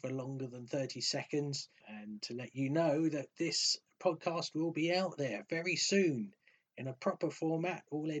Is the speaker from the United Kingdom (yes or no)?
yes; England, United Kingdom; accent: posh English; my posh English accent